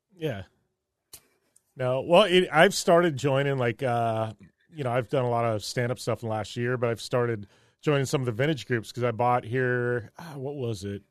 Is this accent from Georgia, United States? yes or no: no; Parker, Arizona, United States; growing up in Parker, I've been around jet skis my entire life